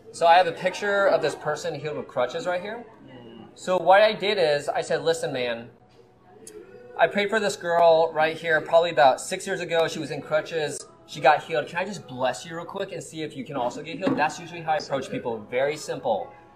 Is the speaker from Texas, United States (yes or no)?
no; Kansas City, Missouri, United States; also born or lived in Colorado; I was actually born in Colorado, but I was raised in Kansas City